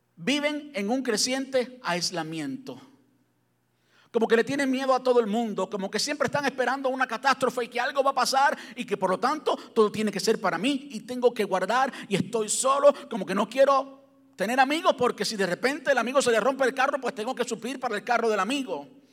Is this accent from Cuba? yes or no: yes; Cuba; moved away; Yo soy cubano, y pues en Cuba, pues jamás soñé tener un carro con aire acondicionado